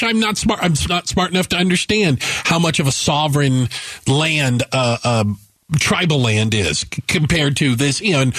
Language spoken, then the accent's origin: English; Tucson, Arizona, United States; Growing up in Tucson